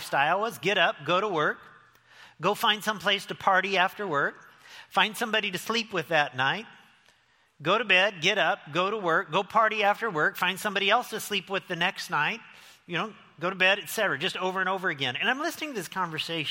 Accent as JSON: {"language": "English", "town": "Lincoln", "region": "Illinois", "country": "United States", "tie": "born or raised there", "also_born_or_lived": "Las Vegas", "moved": "as an adult", "said": "growing up in the little town that I grew up in Lincoln, Illinois"}